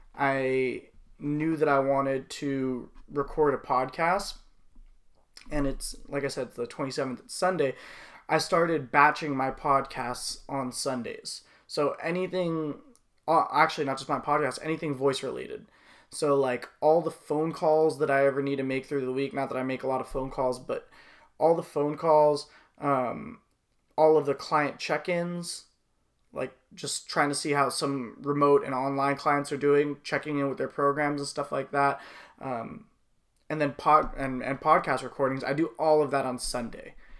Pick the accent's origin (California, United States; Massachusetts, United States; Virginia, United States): California, United States; Los Angeles; my whole family were were from you know, we're from the Woodland Hills, West Hills area